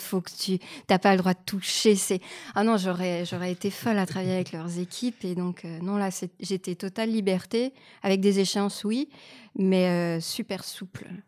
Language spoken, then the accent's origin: French; Canada; moved away as an adult; now in France; je suis canadienne et j'ai abandonné des études d'histoire de l'art et quand je suis arrivée en France